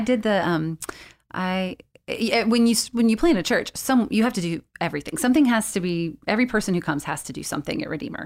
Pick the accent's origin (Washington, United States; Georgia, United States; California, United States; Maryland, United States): Georgia, United States; South; I grew up in South Georgia